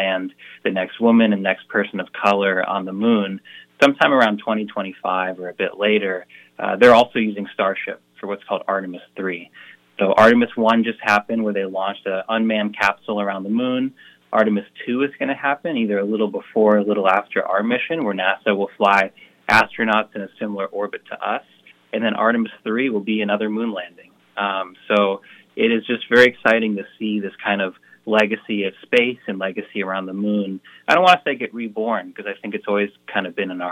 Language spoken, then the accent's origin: English; Marlborough, Connecticut, United States; I'm so proud to be from Connecticut, represent Connecticut in this, and being from my hometown and my high school at Ram